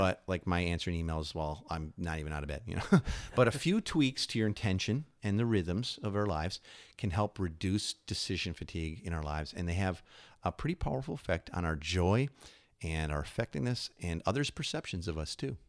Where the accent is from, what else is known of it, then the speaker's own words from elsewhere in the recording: Chicago, Illinois, United States; moved away; also born or lived in New York; I grew up in Chicago